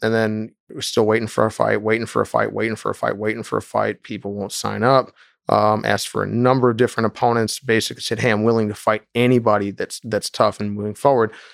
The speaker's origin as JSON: {"language": "English", "country": "United States", "tie": "born or raised there", "said": "I was raised in the United States"}